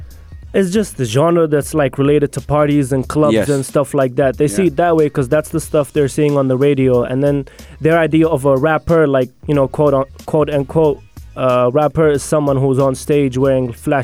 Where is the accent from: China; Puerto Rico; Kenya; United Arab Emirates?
United Arab Emirates; Abu Dhabi; also born or lived in Moscow, Russia; now in Sharjah, United Arab Emirates; came to Abu Dhabi when I was four.